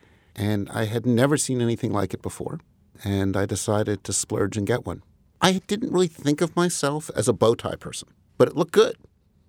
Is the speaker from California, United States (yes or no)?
no; Commack, New York, United States; I grew up in Commack initially, which is one part of Huntington.